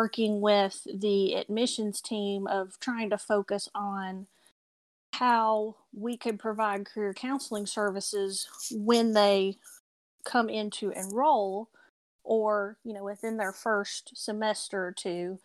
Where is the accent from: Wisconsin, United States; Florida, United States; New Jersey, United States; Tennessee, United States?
Tennessee, United States; now in Asheville, United States; I am Tennessee born, so you may hear my accent come through